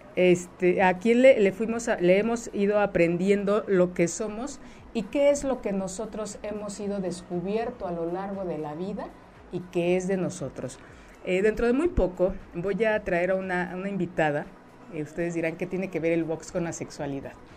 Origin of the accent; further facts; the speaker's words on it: Mexico; nuestra cultura como mexicanos, como mexicanas